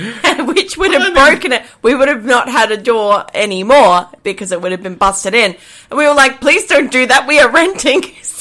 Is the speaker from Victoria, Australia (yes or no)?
no; Queensland, Australia; born or raised there